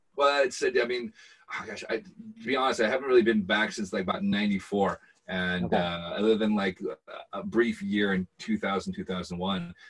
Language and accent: English; Bellevue, Washington, United States; now in Scotland; growing up in Bellevue